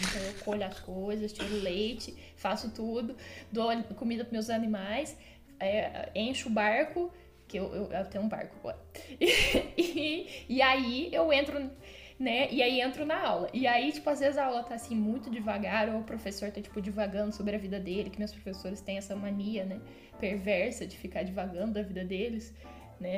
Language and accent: Portuguese; Franca, São Paulo, Brazil; sou de Franca